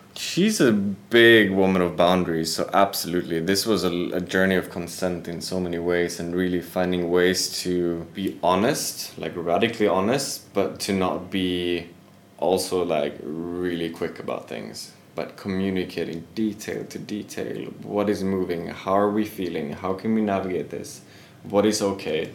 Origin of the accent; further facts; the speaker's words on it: Sweden; I am originally from Sweden.